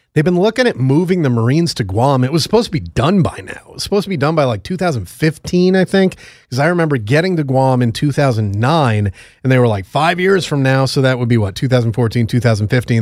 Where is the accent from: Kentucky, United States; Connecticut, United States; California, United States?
Connecticut, United States; moved away as an adult; now in New York, United States; in my home state of connecticut